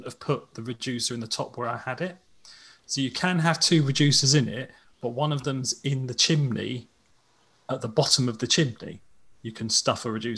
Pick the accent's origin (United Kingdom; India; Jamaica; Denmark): United Kingdom; We're British.